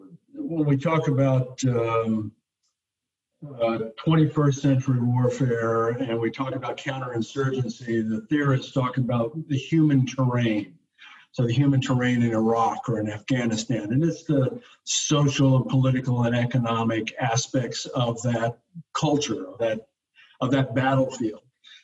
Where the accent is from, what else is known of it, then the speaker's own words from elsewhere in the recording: Munich, Bavaria, Germany; born there; also born or lived in Hawaii, United States; I'm a Europeanist. I was born in Munich. I lived in Europe for a number of years.